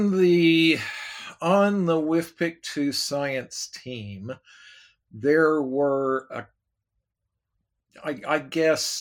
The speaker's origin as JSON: {"language": "English", "town": "Oklahoma City", "region": "Oklahoma", "country": "United States", "tie": "born or raised there", "moved": "yes", "said": "I was raised in Oklahoma, Oklahoma City"}